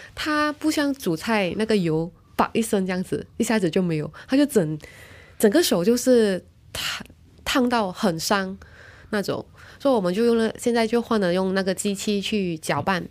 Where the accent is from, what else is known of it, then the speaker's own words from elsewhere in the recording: Malaysia; moved away; 我，我的家乡的名字，扎根新春